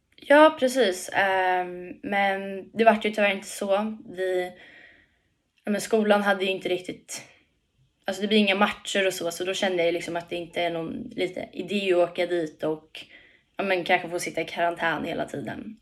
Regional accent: Tyresö, Stockholm County, Sweden; Hemma i Tyresö, Tyresö FF.

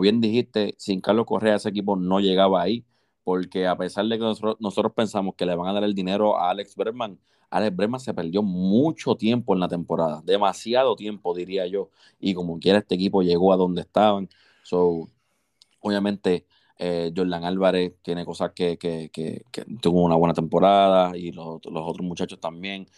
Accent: Puerto Rico; somos puertorriqueños

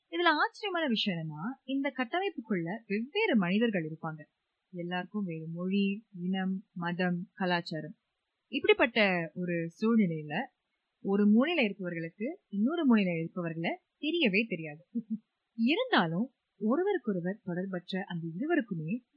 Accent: Singapore; நானும் தான் இங்கதான் பறந்து வளர்ந்தேன் நானும் இரண்டாம் தலைமுறை சிங்கப்பூரர் தான்

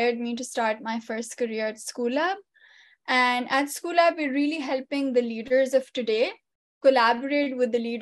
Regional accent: Pakistan; moved away as an adult; now in United States; I'm an immigrant from Pakistan, right? And I just moved here 7 years ago

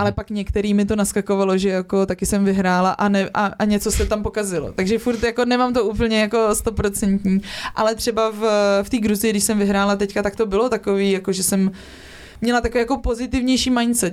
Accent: Czechia; also born or lived in Prague; jsem vyrostla v Krkonoších

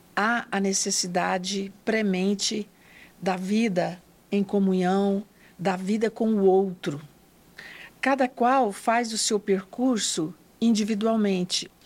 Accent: northern Goiás, Brazil; também sou do interior, sou do norte do estado de Goiás. Nasci em uma família muito simples da zona rural

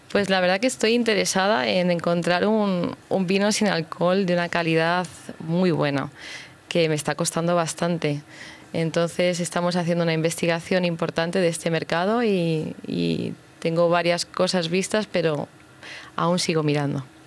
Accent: Madrid, Community of Madrid, Spain; Yo soy madrileña, es mi tierra

